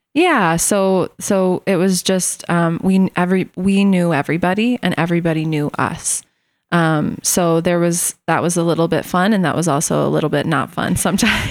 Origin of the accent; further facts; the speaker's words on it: Morris, Illinois, United States; I was born and raised in Morris, Illinois.